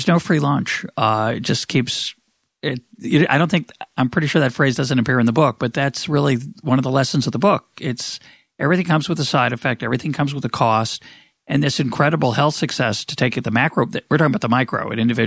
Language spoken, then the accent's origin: English; Memphis, Tennessee, United States; I was born in Memphis, Tennessee in 1954.